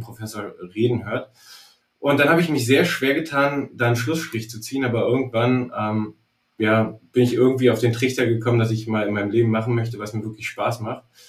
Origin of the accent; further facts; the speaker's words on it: Berlin, Germany; ich komme übrigens aus Berlin